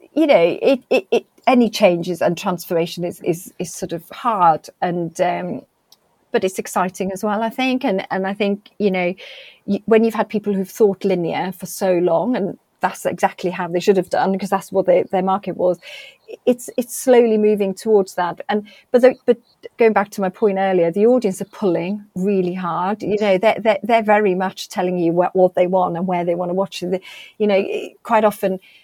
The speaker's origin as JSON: {"language": "English", "region": "Wales", "country": "United Kingdom", "said": "being really, really pr- proud of being Welsh"}